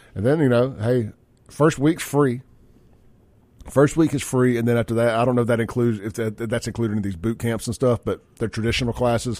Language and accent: English; Jackson, Mississippi, United States; growing up in South Jackson